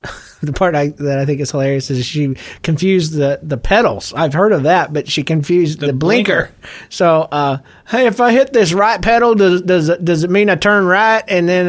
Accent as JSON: {"language": "English", "region": "Georgia", "country": "United States", "accent": "Georgia", "said": "my Georgia accent just just involved itself in my life."}